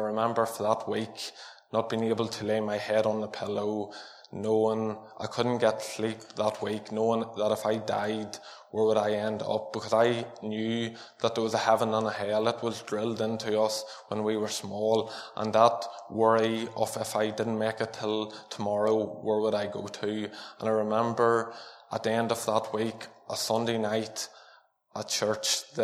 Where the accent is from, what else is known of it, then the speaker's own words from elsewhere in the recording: Armagh, Northern Ireland, United Kingdom; I was born in Armagh, and I was born into a family that preached the gospel to each one of us